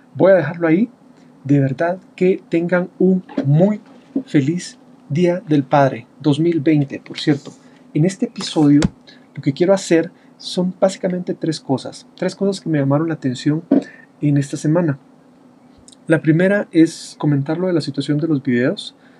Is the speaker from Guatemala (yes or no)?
yes; Guatemala; Yo estoy acá en Guatemala. En mi país el 17 de junio se celebra el Día del Padre